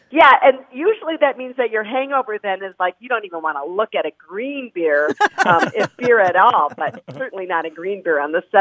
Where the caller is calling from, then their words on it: Marquette, Michigan, United States; I'm calling you from Marquette, Michigan.